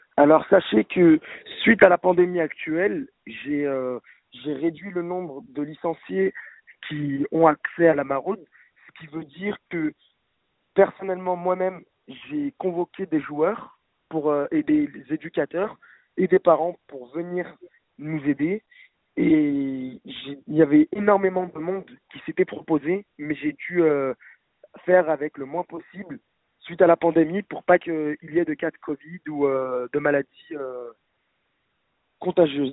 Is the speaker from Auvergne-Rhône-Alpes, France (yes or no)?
yes; Lyon, Auvergne-Rhône-Alpes, France; J'ai toujours été lyonnais, effectivement.